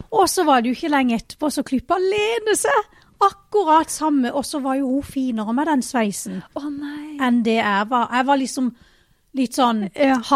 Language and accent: Norwegian; Vennesla, Agder, Norway; born or raised there